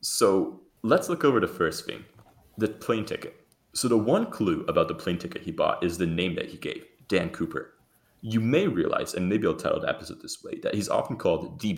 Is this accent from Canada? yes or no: yes; Canada; us Canadians